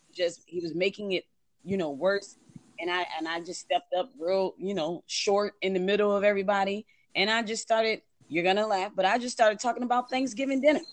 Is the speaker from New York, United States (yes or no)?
yes; Buffalo, New York, United States; moved away as an adult; I'm actually from Buffalo